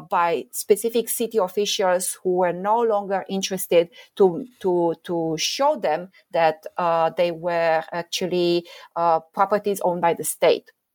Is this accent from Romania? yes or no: yes; Romania; I grew up in Romania